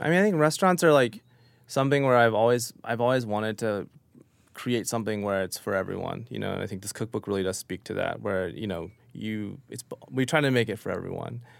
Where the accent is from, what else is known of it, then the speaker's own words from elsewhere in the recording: Oklahoma, United States; now in New York, United States; growing up in Oklahoma